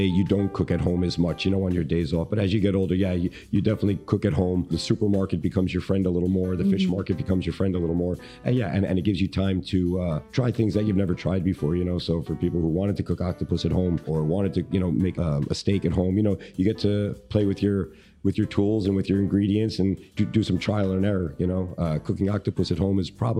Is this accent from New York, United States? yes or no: yes; New York City, New York, United States; growing up in New York